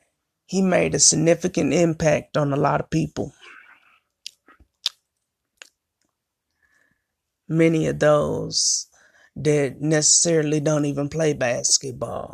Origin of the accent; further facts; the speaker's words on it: Flint, Michigan, United States; the city of Flint, Michigan, my hometown, where I'm from, born and raised